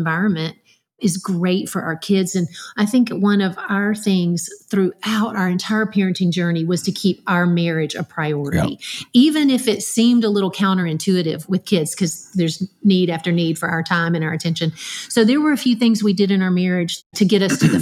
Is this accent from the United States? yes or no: yes; Dublin, Georgia, United States; there wasn't anything where I grew up in Dublin, Georgia